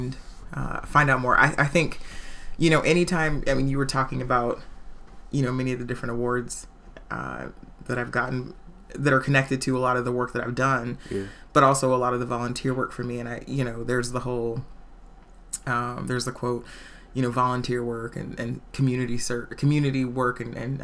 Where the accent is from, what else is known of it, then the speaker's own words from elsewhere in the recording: Portland, Oregon, United States; also born or lived in Los Angeles County, California / Washington, D.C.; when I was an infant, my mom and my dad moved up here. Mm. And so I was here, went to King, went to Vernon.